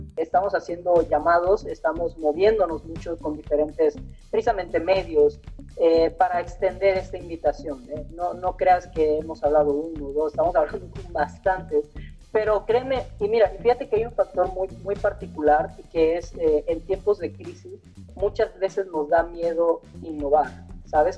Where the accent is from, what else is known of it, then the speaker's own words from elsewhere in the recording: Mexico; nosotros somos de aquí, perdón, somos mexicanos